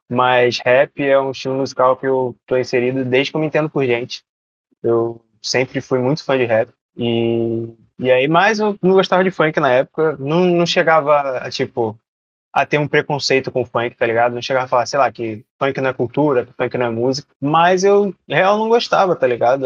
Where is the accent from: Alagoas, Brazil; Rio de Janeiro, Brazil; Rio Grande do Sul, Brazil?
Rio de Janeiro, Brazil; Nova Iguaçu; eu sou de Nova Iguaçu, sou da Baixada Fluminense aqui